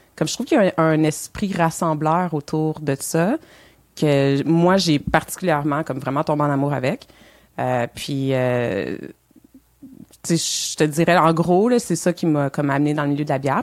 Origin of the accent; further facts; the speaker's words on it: Montreal, Quebec, Canada; moved away as an adult; now in Elmer; Je suis née à Montréal.